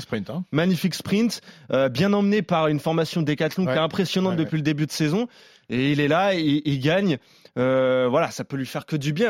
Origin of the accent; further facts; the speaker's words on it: Clamart, Île-de-France, France; je suis né à Clamart